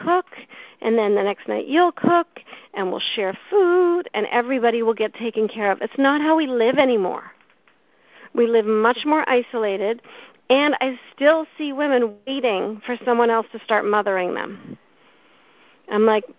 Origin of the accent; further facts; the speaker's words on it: Canada; I grew up in Canada